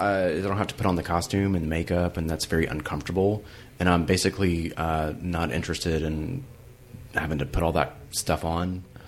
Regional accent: Starkville, Mississippi, United States; now in Memphis, United States; I grew up in Starkville

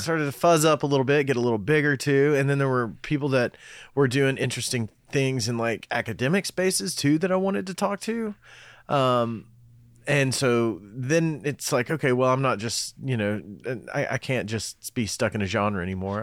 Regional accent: Cumberland Gap, Tennessee, United States; moved away; also born or lived in Knoxville, Tennessee; I was born in Knoxville, but then we moved to Cumberland Gap right after

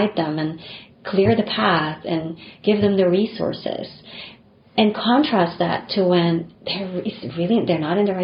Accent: Philippines; moved away as an adult; also born or lived in Japan / New York / Rhode Island; now in United States; I didn't grow up in this country. You know, I grew up in the Philippines and came here for college.

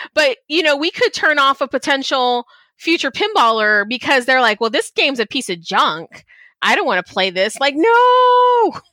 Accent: Texas, United States; also born or lived in Chicago, Illinois; my family is from Chicago. I was born there. I grew up in Texas

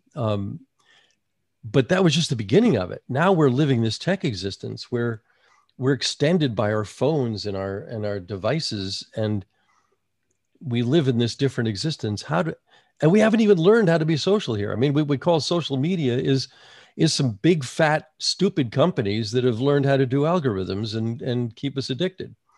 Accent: United States; moved away as an adult; also born or lived in North Carolina / New York; I grew up in New Jersey and New York, but I came, you know, I went to college in North Carolina and I lived there for another twenty years.

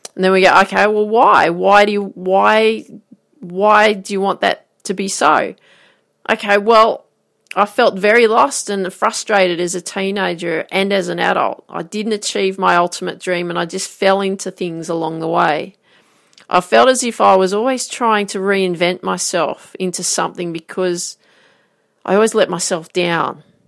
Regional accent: Grafton, New South Wales, Australia; I grew up in Grafton

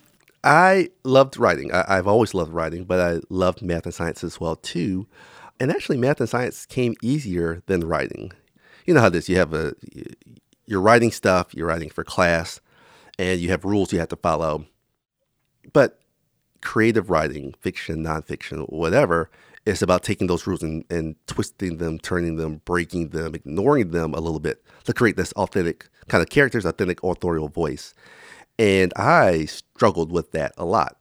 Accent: Florence, South Carolina, United States; moved away; my hometown of Florence, South Carolina

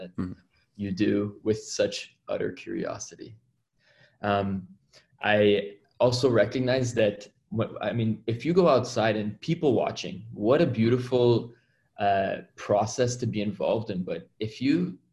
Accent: Toronto, Ontario, Canada; I hail from Toronto, Ontario, Canada. And I practice emergency medicine up here

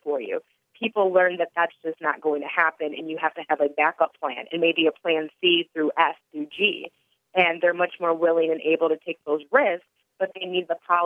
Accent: Detroit, Michigan, United States; moved away; I'm from Detroit originally

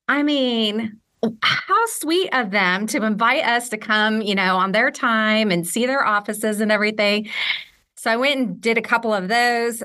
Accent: West Coast, United States; moved away as an adult; also born or lived in Philadelphia / Portland / Ireland; I'm from the West Coast. I grew up on the West Coast

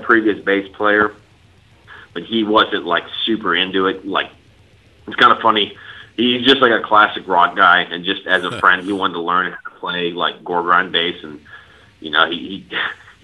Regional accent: Austin, Texas, United States; I'm from Austin.

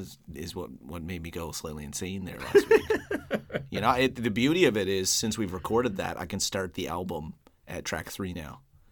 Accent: Newfoundland and Labrador, Canada; I'm an Irish Newfoundlander

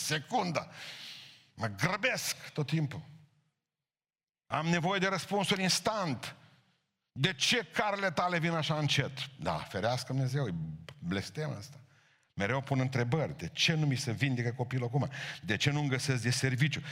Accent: Romania; îmi place că sunt român

